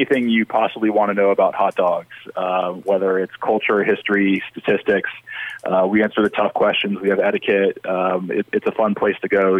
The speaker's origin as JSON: {"language": "English", "region": "the South", "country": "United States", "said": "I'm from the South"}